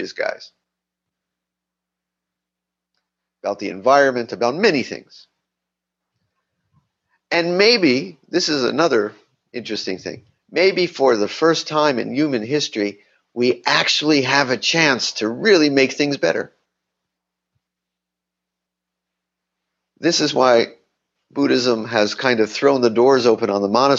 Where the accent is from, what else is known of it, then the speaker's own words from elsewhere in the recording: Miami, Florida, United States; moved away; I grew up in Miami in a Jewish community